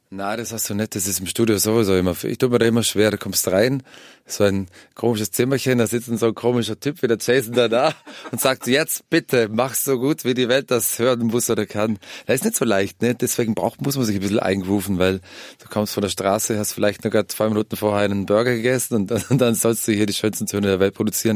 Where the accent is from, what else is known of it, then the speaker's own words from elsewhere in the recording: Vorarlberg, Austria; wir sind meistens in, in Vorarlberg, in meiner Heimat